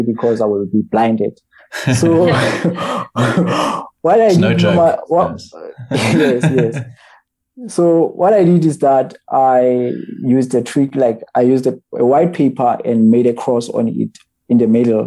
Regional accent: Botshabelo, Free State, South Africa; I'm from Botshabelo

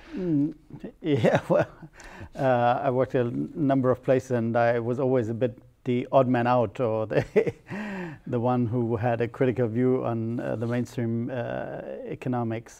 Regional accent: near Ramstein / Baumholder region, Rhineland-Palatinate, Germany; English is a second language; Ramstein is 30 kilometers from my hometown

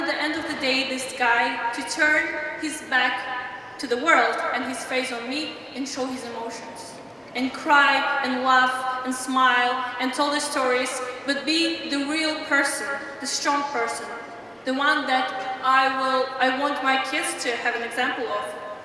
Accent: Tajikistan; I'm from Tajikistan. That's the country in Central Asia near the Kazakhstan.

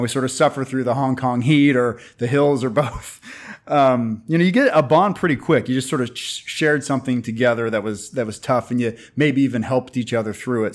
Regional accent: United States; I'm from America

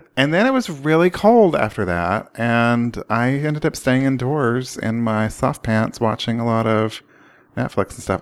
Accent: Oklahoma, United States; I grew up in Oklahoma

